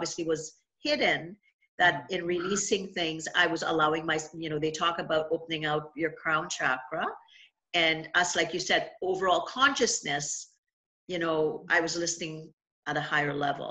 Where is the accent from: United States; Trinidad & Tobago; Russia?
Trinidad & Tobago; now in Niagara Falls, Canada; my family home when I was growing up in Trinidad.